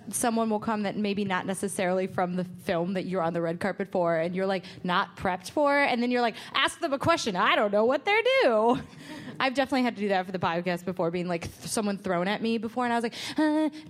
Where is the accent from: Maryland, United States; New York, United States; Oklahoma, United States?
New York, United States; I'm from New York.